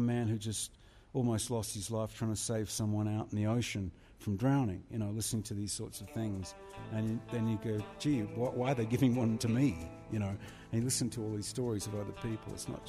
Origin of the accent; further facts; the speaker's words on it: Australia; I'm an Australian